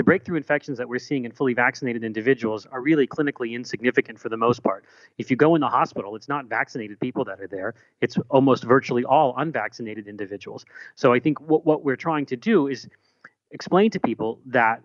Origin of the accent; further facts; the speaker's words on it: Pittsburgh, Pennsylvania, United States; my hometown in the suburbs of Pittsburgh